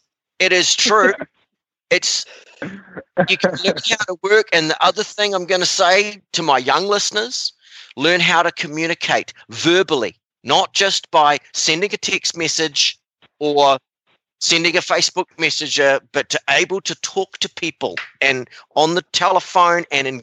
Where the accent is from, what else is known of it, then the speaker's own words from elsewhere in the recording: New Zealand; moved away; I was a working student for Rodney Powell, and I came over from New Zealand, and I'd already ridden like at the advanced level